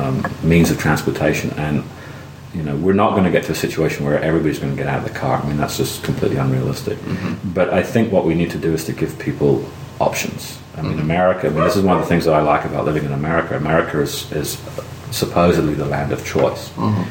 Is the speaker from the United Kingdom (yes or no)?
yes; England, United Kingdom; now in Athens, United States; I mean, I grew up in Europe. Everybody uses the bus.